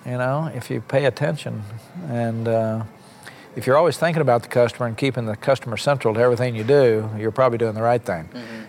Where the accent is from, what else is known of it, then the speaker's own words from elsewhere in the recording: Copan, Oklahoma, United States; moved away as an adult; also born or lived in Bartlesville, Oklahoma / Washington; I was born in Bartlesville, right down the street, and uh, I lived in Oklahoma for 20 years. Never left the state. Um, until I was 20 years old. Grew up on a little farm up in near the Kansas border in Copan, Oklahoma